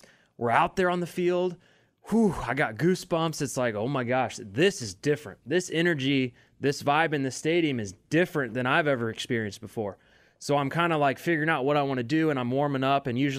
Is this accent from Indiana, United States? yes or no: no; Kansas City, Missouri, United States; You know, I'm we're all from Kansas City. We know what it's like.